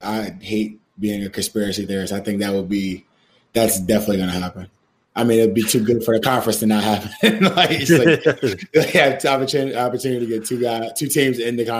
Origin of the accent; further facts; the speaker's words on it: Newark, New Jersey, United States; now in Morgantown, United States; I'm from Morgantown. I'm from Newark, New Jersey. I live in Morgantown.